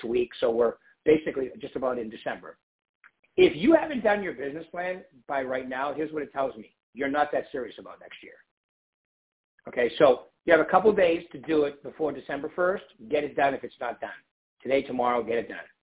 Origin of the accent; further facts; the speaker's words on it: East Coast, United States; moved away; also born or lived in San Diego; I'm from the East Coast.